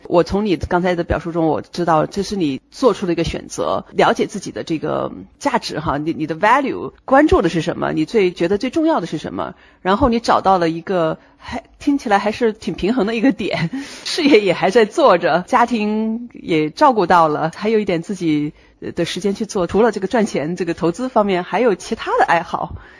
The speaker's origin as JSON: {"language": "Chinese", "region": "northern China", "country": "China", "moved": "as an adult", "lives_now": "United States", "said": "因为我是北方人"}